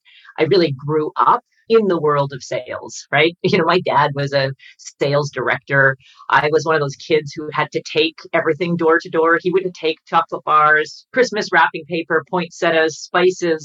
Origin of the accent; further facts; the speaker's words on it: Canada; I'm Canadian